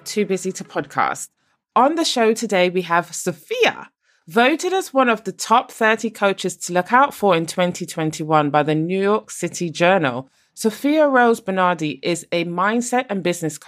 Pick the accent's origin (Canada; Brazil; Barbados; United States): Barbados; moved away; also born or lived in United Kingdom; I'm originally from Barbados, and my dad decided to ship me off to the UK on my own to live with a family